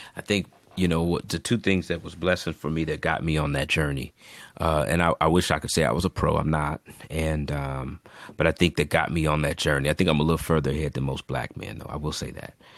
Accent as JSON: {"language": "English", "country": "United States", "said": "being African American"}